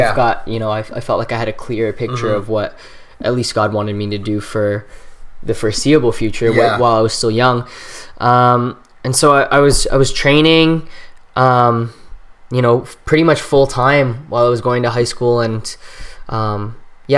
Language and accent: English; Canada; also born or lived in Trinidad and Tobago; I was born in Trinidad and Tobago, right, and that was where I was born, and then my family and I migrated to Canada when I was 2